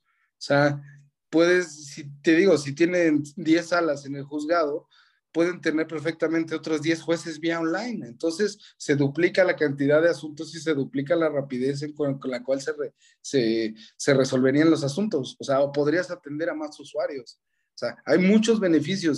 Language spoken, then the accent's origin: Spanish; Mexico; yo soy mexicano